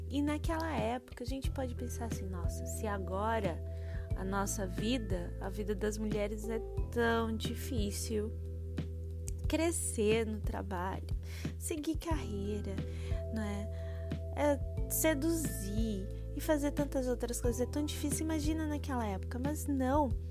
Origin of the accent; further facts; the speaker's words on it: João Pessoa, Paraíba, Brazil; E um cheiro para Paraíba, um cheiro para João Pessoa, minha cidade natal, eu que sou pensoense, essa cidade maravilhosa que tem um litoral incrível, onde o sol nasce primeiro.